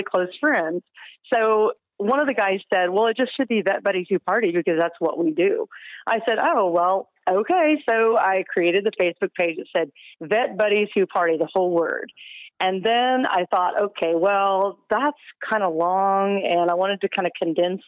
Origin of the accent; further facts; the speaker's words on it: Kansas, United States; we're from Kansas